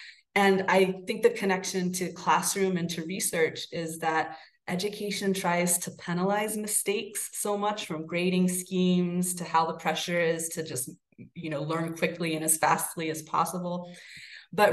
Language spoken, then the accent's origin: English; Salem, Massachusetts, United States; now in Guanajuato, Mexico; And I'll speak kind of specifically of my hometown of Salem and of Guanajuato. Salem, Massachusetts, just like Guanajuato, is a very small but a very vibrant colonial city.